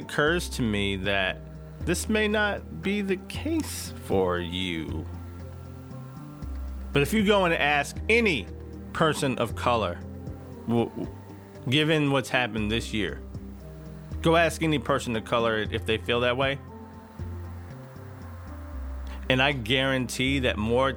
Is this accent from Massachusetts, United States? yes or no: no; East Texas, United States; I grew up in Bible Belt East Texas